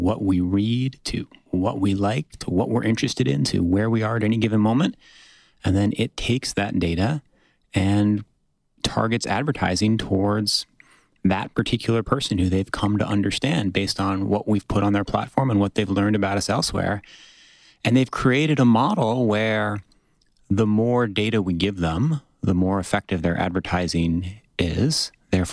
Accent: United States; I have a slightly American perspective because I'm an American

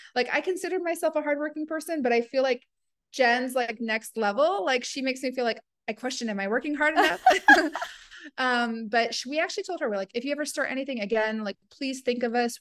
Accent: the South, United States; moved away as an adult; now in Dubai, United Arab Emirates; growing up in the South

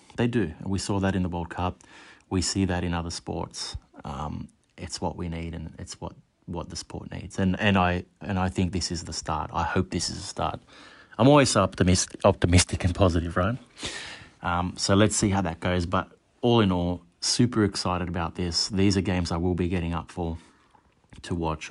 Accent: Sydney, New South Wales, Australia; I'm from Sydney.

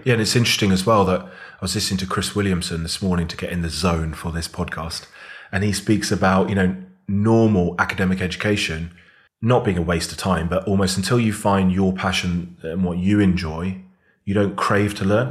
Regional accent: Devon, South West England, United Kingdom; moved away as an adult; also born or lived in Bath; now in Birmingham, United Kingdom; I was born in Birmingham, then went down and grew up in Devon

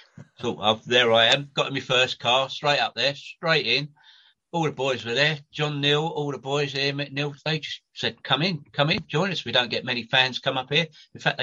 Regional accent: London, United Kingdom; I was born and bred in Southwest 6, Southwest 10. I lived in Upturn Road. I was born in 1960, and luckily I was born next door to Alan Hudson's mum and dad. In the prefabs

